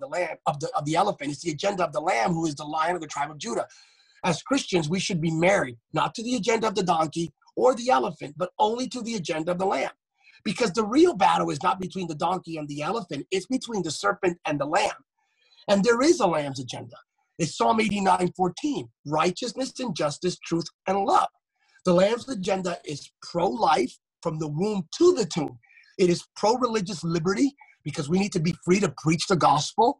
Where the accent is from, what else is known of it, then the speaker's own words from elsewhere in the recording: Pennsylvania, United States; growing up in Pennsylvania, a nerd, my parents are not preachers